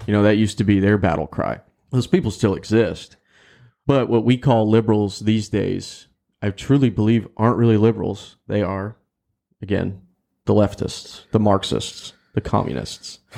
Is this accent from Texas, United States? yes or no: yes; Texas, United States; as a Texan